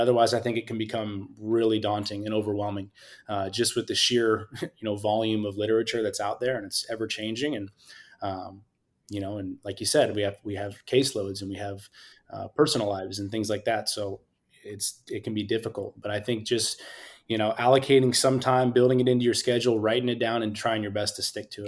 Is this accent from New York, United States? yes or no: no; Scotts Valley, California, United States; also born or lived in Utah / Pomona, California; I'm originally from Santa Cruz County, a small town called Scotts Valley